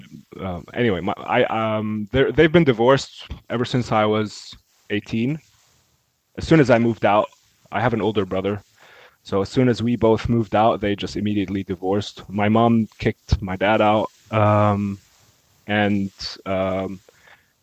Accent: Egypt; moved away; I'm actually an immigrant, so I'm actually Egyptian. I'm born and raised in Egypt, and I moved

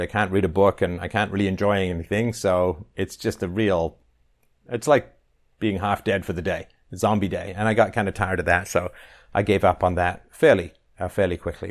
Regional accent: England, United Kingdom; growing up in England

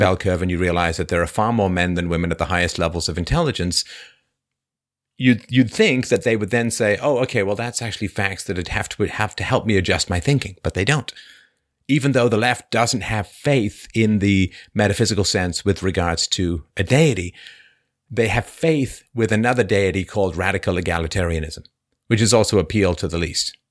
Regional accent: London, United Kingdom; where I grew up in near Crystal Palace in, uh, in London

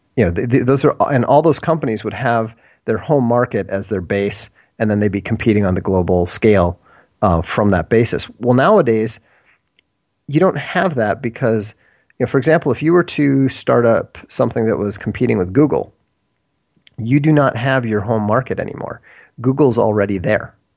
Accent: Minnesota, United States; moved away as an adult; also born or lived in Boston / Europe; then my parents moved to Minnesota

